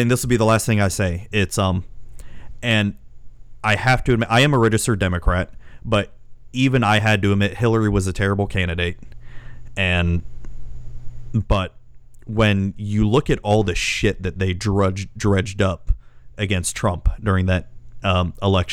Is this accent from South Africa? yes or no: no; Florida, United States; I was born and raised in Florida